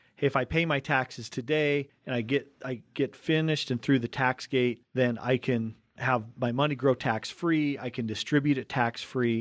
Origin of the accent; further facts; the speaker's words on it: Cottonwood Heights, Utah, United States; we grew up right here in Cottonwood Heights, in, right here on the Wasatch Front